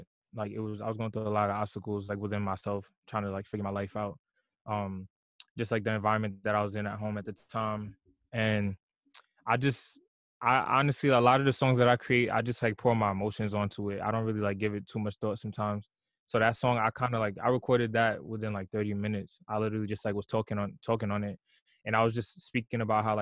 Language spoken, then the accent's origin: English; New York, United States; also born or lived in Long Island, New York; I'm from New York. I grew up in Brooklyn. I was born and raised in Brooklyn for half of my life. And then I moved to Long Island like right before high school